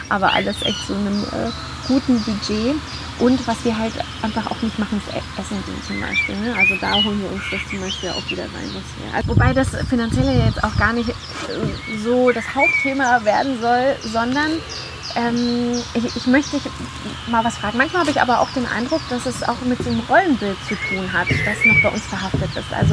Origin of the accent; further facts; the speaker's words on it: Colombia; German is a second language; Also wir waren in meiner Heimat in Kolumbien und in Marokko